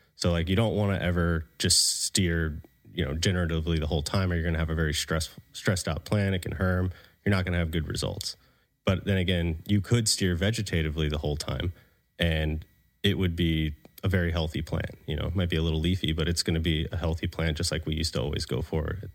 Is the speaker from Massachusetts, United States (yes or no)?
no; Florida, United States; moved away; also born or lived in Colorado; I'm from the South, you know, from Florida.